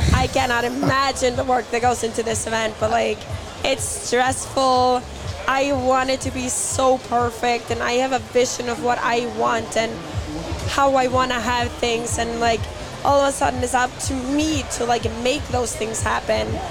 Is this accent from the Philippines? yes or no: no; Iceland